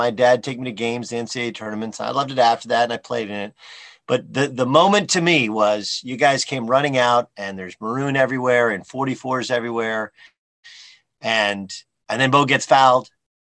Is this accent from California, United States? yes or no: yes; Orange County, California, United States; I was a kid from Orange County.